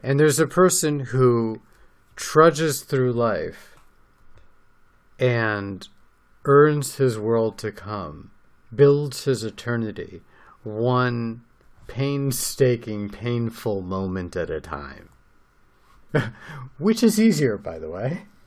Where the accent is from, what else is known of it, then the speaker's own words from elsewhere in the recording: United States; now in Israel; growing up as an American